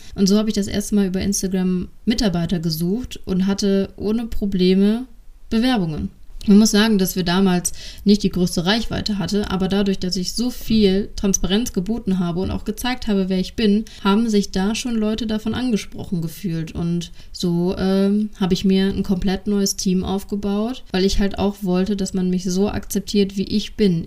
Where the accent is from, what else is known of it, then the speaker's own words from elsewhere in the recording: Düsseldorf, North Rhine-Westphalia, Germany; accent: Düsseldorfer Platt; Ich bin ein Düsseldorfer Mädchen und äh, meine ganze Familie ist in Düsseldorf verwurzelt. Somit wird mir auch zwischendurch das ein oder andere Düsseldorfer Platt entfleuchen.